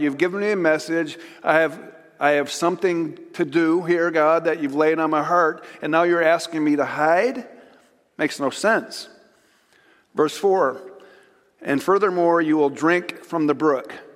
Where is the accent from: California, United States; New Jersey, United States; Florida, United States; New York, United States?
New York, United States; Chautauqua; where I graduated from high school, Chautauqua Institution. And so it made big news in my hometown